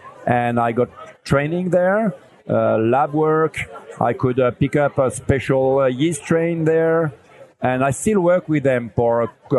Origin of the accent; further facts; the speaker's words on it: Lille, Hauts-de-France, France; I'm from Lille, from northern France.